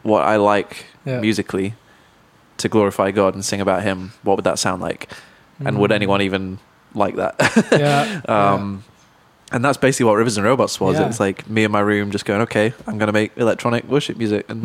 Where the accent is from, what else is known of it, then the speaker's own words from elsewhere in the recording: Manchester, North West England, United Kingdom; growing up in Manchester, where it's very diverse musically.